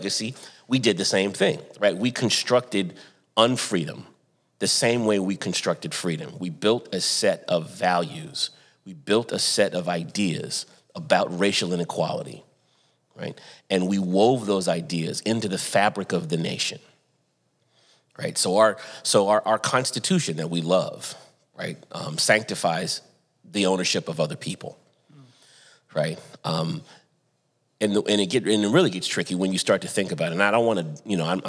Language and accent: English; Santa Barbara, California, United States; born or raised there; moved away as an adult; also born or lived in Atlanta, Georgia / Durham, North Carolina